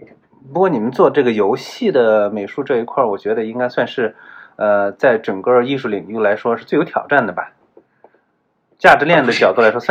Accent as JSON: {"language": "Chinese", "region": "Gansu", "country": "China", "said": "咱俩是老乡哎，我也是甘肃人。"}